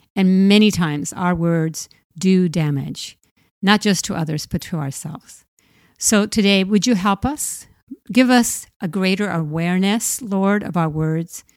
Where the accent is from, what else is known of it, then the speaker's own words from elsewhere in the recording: Puerto Rico; I was about eight years old, growing up in Puerto Rico